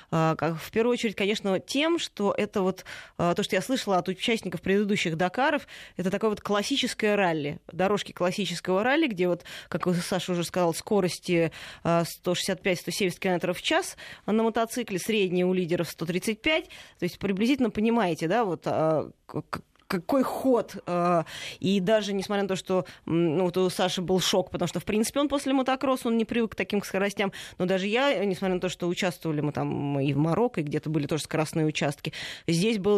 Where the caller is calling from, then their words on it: Tyumen, Tyumen Oblast, Russia; Добрый день, я из Тюмени.